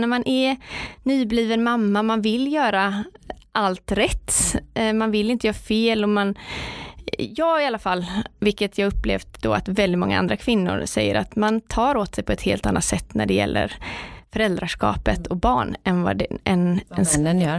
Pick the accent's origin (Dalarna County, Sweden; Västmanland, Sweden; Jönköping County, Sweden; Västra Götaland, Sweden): Västra Götaland, Sweden; Partille; Jag kommer från Partille strax utanför Göteborg. Eh, jag är uppvuxen med min eh, mamma och pappa och min lillebror